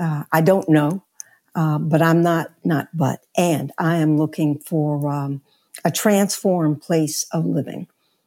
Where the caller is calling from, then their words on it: New York, United States; I'm in New York, in Harlem.